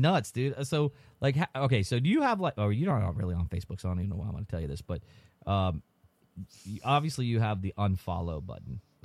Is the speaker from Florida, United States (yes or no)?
yes; Florida, United States; we're from Florida